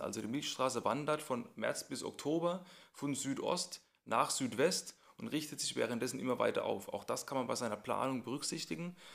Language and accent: German; Mannheim metropolitan area, Baden-Württemberg, Germany; da, wo ich herkomme, ich bin ja im Großraum Mannheim hier